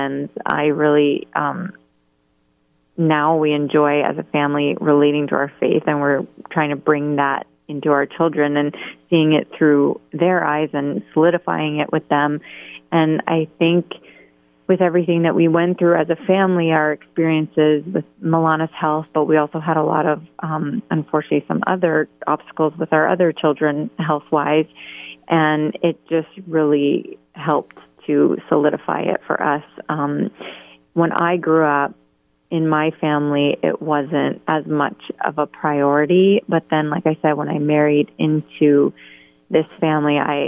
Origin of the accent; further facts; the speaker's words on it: Canada; moved away as an adult; also born or lived in Columbus, Ohio; now in Boston, United States; I was born and raised in Canada.